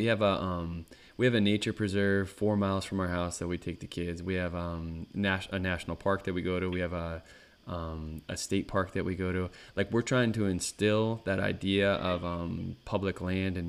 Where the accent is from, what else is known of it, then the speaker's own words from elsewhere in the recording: Northeast, United States; growing up in the Northeast, our park was the Adirondack Park